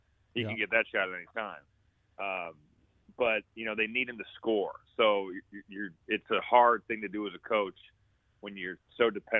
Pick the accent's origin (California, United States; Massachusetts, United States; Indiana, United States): Indiana, United States; now in Chicago, United States; I'm from Indiana. I live in Chicago.